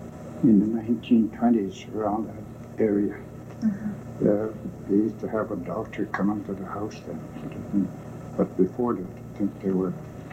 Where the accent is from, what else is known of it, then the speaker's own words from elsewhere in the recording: Serpent River Indian Reserve, Ontario, Canada; I was born on the Serpent River Indian Reserve. It's in 1897, on June 11th. Uh-huh. So I am almost 76 years old.